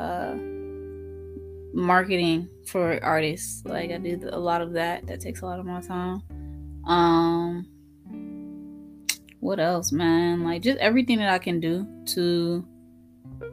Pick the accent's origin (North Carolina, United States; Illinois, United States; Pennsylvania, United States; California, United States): North Carolina, United States; Durham; also born or lived in Fayetteville, North Carolina; I am from Fayetteville, North Carolina. I was raised in the Bull City, Durham, North Carolina.